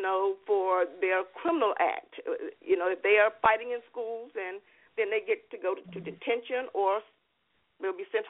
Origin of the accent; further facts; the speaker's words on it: Alabama, United States; now in Florida, United States; I'm from Alabama also